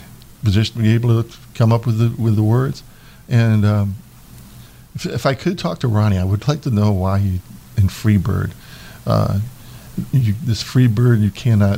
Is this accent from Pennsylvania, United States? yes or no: no; Jacksonville, Florida, United States; also born or lived in New York